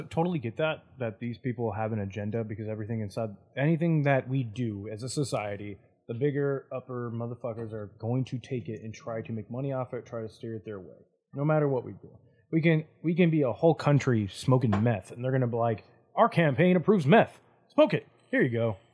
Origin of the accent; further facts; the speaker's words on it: California, United States; moved away; also born or lived in Colorado; I'm from California